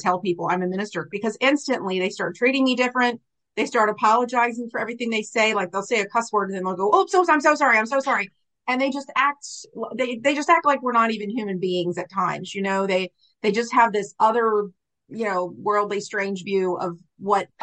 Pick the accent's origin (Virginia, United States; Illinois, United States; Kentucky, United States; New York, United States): Virginia, United States; Richmond; also born or lived in Norfolk, Virginia; brought back to Richmond, where I was adopted